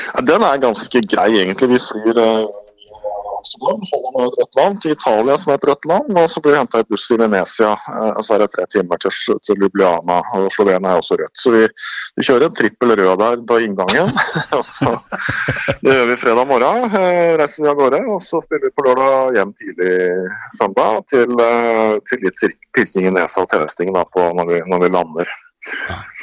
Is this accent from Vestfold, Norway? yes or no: yes; Sandefjord, Vestfold, Norway; jeg er fra Sandefjord